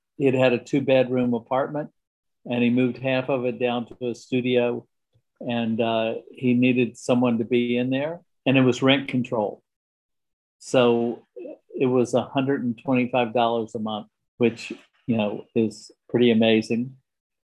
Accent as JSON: {"language": "English", "town": "Lynchburg", "region": "Virginia", "country": "United States", "tie": "born or raised there", "also_born_or_lived": "Richmond, Virginia / New York City", "moved": "as an adult", "lives_now": "Abingdon, United States", "said": "I grew up in Lynchburg, Virginia"}